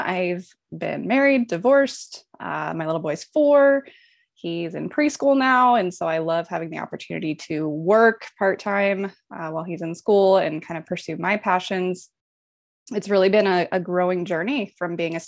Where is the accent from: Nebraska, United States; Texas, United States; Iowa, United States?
Nebraska, United States; Omaha; moved away as an adult; I am Omaha native, born and raised in Omaha, Nebraska